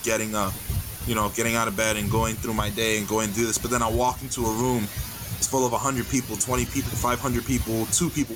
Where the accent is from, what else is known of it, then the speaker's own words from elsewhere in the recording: New York City, New York, United States; moved away; I grew up in the Bronx, New York City.